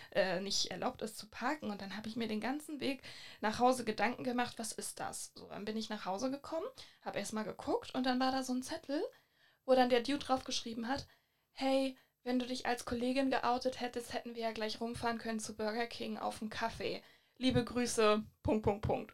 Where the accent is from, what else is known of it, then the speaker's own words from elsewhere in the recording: Hamburg, Germany; woher kommst du denn? Und dann meinte ich halt so, ja, Hamburg